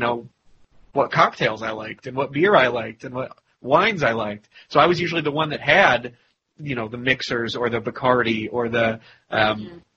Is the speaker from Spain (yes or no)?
no; Ireland; once again, as an Irishman